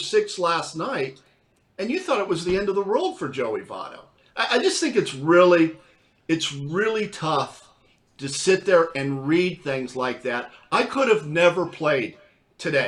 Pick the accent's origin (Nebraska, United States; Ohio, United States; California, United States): California, United States; Southern; now in Cincinnati, United States; I'm from Southern California